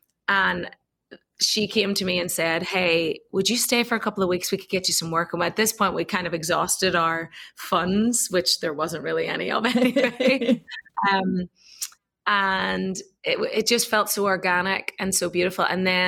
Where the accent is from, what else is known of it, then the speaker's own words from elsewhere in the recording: Belfast, Northern Ireland, United Kingdom; moved away as an adult; also born or lived in Donegal, Ireland / England; now in Austin, United States; I grew up in Ireland my whole life, Belfast and Donegal. So in the north and the south, I was a mixture of both.